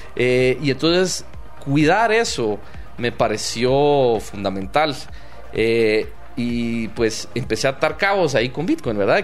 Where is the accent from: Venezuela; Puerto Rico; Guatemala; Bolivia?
Guatemala; me he sentido parte del, Estado de Guatemala